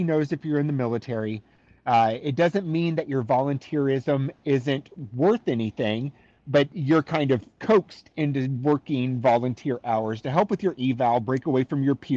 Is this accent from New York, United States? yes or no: no; San Diego, California, United States; moved away as an adult; now in Pensacola, United States; I grew up in San Diego.